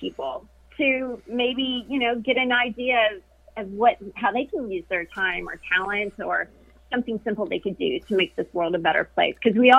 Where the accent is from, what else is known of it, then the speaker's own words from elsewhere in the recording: Kentucky, United States; moved away as an adult; now in Florida, United States; I grew up in Kentucky. That's where I went to college, and that's where I had my first broadcasting job. So that's where all my family still resides.